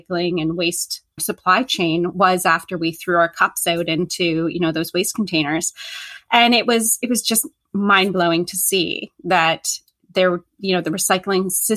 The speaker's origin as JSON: {"language": "English", "country": "Canada", "said": "I am Canadian and I'm in Canada"}